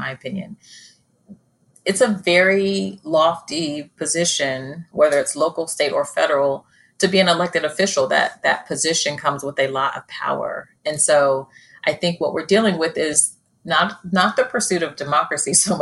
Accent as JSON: {"language": "English", "country": "Australia", "tie": "born or raised there", "moved": "yes", "lives_now": "United States", "said": "I was born in Australia"}